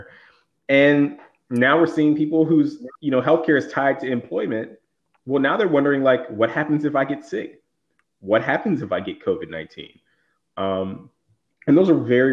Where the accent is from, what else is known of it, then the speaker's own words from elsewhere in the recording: the South, United States; I'm from the South